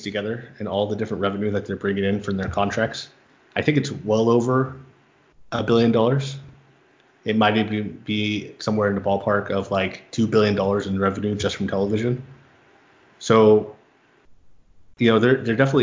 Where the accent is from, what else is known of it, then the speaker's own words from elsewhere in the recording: San Diego, California, United States; moved away as an adult; also born or lived in Los Angeles, United States; now in Phoenix, United States; I grew up in San Diego